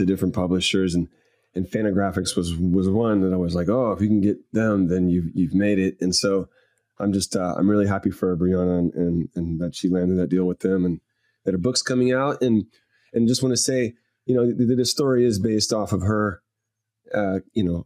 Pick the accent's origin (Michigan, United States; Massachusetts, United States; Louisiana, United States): Louisiana, United States; I grew up in Louisiana